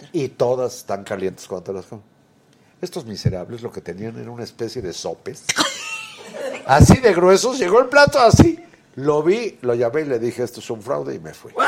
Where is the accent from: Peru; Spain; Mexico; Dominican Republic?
Mexico; Puebla; yo nací en Puebla.